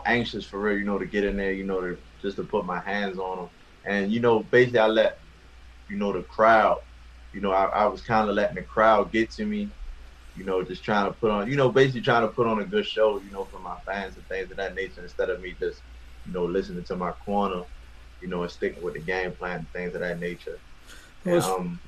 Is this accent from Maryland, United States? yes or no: yes; Baltimore, Maryland, United States; grew up, born and raised in West Baltimore, Maryland